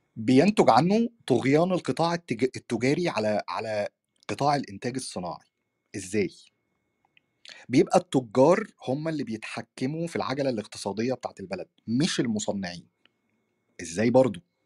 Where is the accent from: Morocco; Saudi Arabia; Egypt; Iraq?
Egypt; في بلدنا مصر